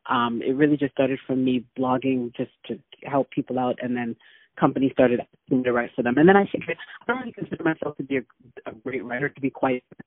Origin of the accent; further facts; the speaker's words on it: Toronto, Ontario, Canada; moved away as an adult; now in Atlanta, United States; I'm originally from Canada, from Toronto